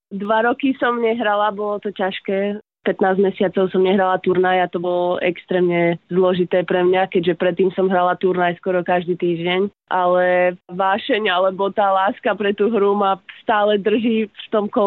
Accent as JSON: {"language": "Slovak", "town": "Prievidza", "region": "Trenčín Region", "country": "Slovakia", "tie": "born or raised there", "said": "Pochádzam z Prievidze, celý život som tam žila, aj tam žijem v Prievidzi"}